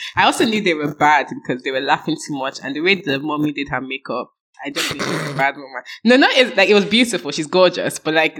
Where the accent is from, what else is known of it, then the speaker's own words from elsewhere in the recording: Nigeria; now in London, United Kingdom; I'm from Nigeria.